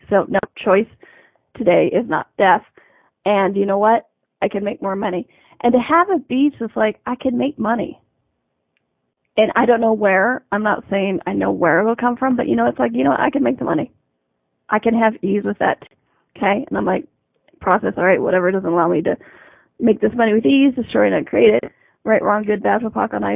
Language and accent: English; United States; I'm in Canada, I'm an American.